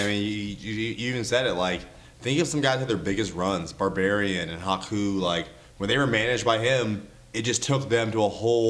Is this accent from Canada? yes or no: yes; Calgary, Alberta, Canada; I'm from Calgary.